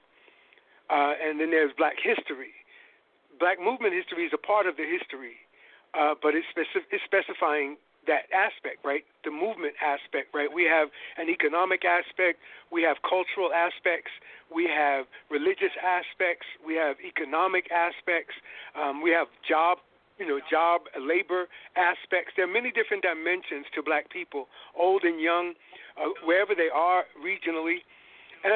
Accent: New York, United States; now in San Francisco, United States; I am a New Yorker

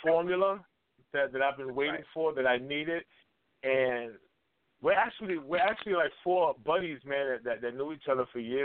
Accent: New York City, New York, United States; I'm from Brooklyn, New York, born and raised.

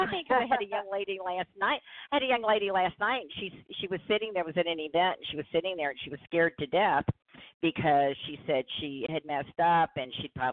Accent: New Orleans, Louisiana, United States; moved away as an adult; also born or lived in Indiana; I'm originally from New Orleans, and I had lived there my whole life. I was in my late 50s, and I moved to Indiana

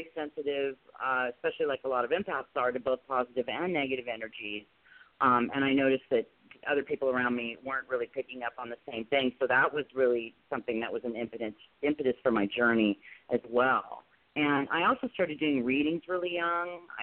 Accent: Tustin, California, United States; Tustin, California, pretty close to good old Disneyland. In Anaheim, we used to spend a lot of time, a lot of summers at Disneyland. So, yeah, that's where I grew up

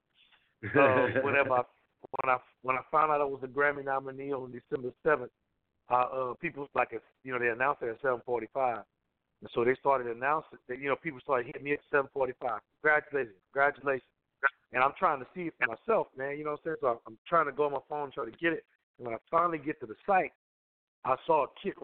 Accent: Southwest Louisiana, United States; I come from Louisiana. I'm in Louisiana

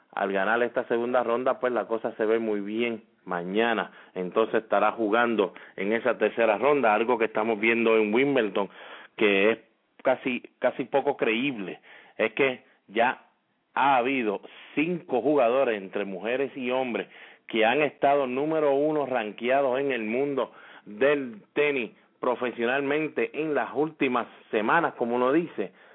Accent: Puerto Rico; cómo somos nosotros los boricuas

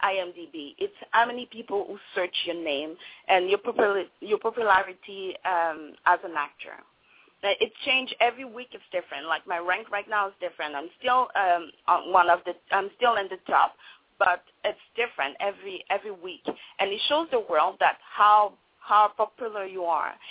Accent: Montreal, Quebec, Canada; first language French; English is a second language; moved away as an adult; now in Vancouver, Canada; I was born in Montreal, Quebec, and then I decided to move to Vancouver

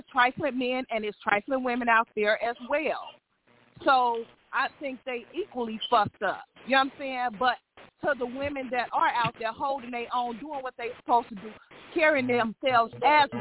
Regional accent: Gary, Indiana, United States; I am from Gary

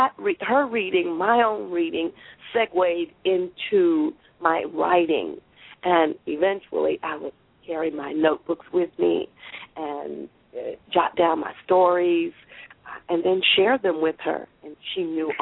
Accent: Waterbury, Connecticut, United States; when we were growing up in Waterbury, Connecticut

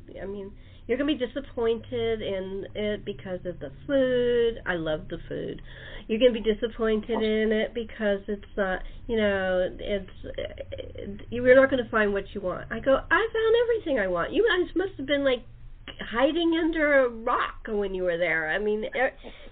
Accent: California, United States; I'm a Californian going to London

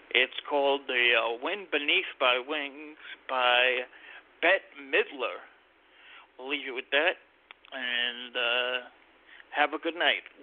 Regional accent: New York, United States; and we're from New York, both of us.

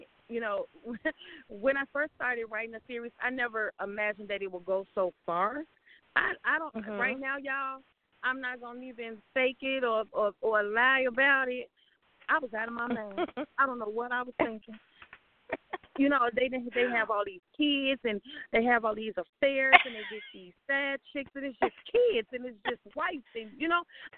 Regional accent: Chicago, Illinois, United States; now in Atlanta, United States; I was born and raised in Chicago, but now I'm currently residing in Atlanta.

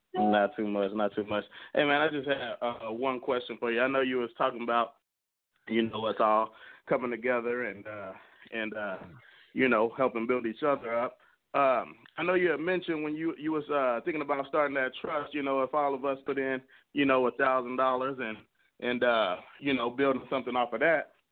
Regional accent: San Antonio, Texas, United States; now in Minnesota, United States; I live here in Minnesota, but, I, you know, I'm from Texas. I, I, I moved up here from San Antonio.

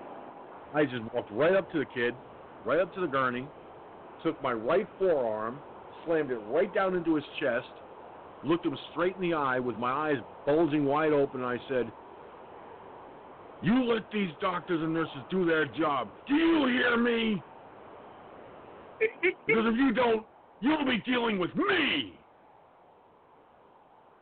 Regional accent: Peekskill, New York, United States; It was right at Peekskill Hospital, in fact, my hometown

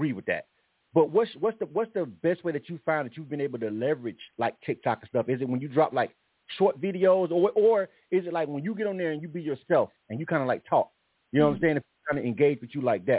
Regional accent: Florida, United States; now in Atlanta, United States; I'm born and raised in Florida myself. I've been in Atlanta for a long time, but Florida's home for me.

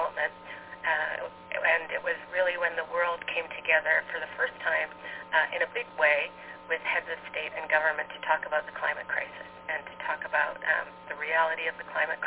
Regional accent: Alberta, Canada; moved away as an adult; now in New York City, United States; I'm Canadian and American. I live in New York City now, but grew up in Alberta, Canada

